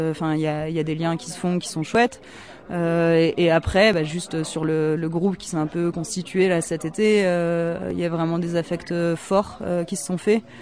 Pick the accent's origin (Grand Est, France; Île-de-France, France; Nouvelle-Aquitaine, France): Grand Est, France; moi je suis originaire de Lorraine, donc forcément ça me, ça me touche un peu. Je suis, euh, je suis pas du tout de Meuse, je suis de Meurthe-et-Moselle